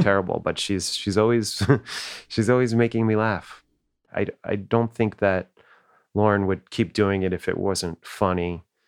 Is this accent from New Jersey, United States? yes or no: yes; New Jersey, United States; we didn't really have that these Brooklyn accents, 'cause we grew up in New Jersey